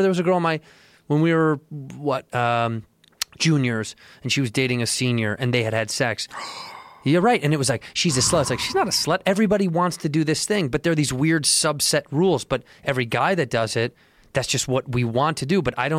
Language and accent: English; Chicago, Illinois, United States; Chicago, yeah.